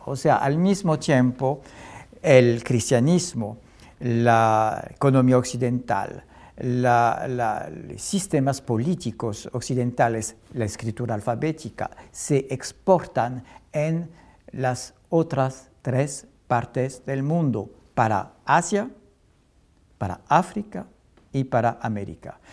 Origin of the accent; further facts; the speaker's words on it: France; yo soy historiador francés y europeo